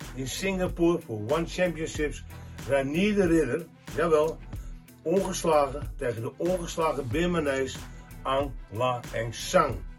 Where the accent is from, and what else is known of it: Netherlands